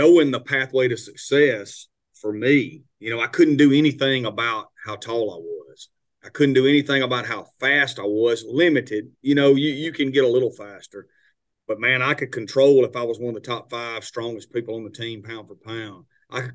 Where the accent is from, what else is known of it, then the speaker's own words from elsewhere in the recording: Itawamba County, Mississippi, United States; Itawamba Community College was my hometown JUCO